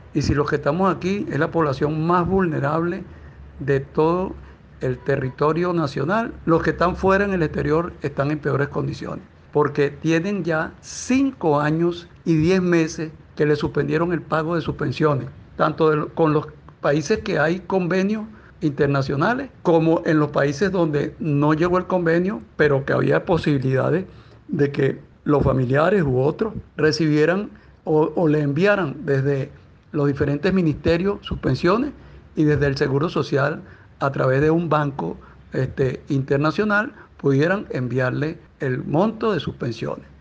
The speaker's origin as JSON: {"language": "Spanish", "country": "Venezuela", "said": "somos ciudadanos venezolanos"}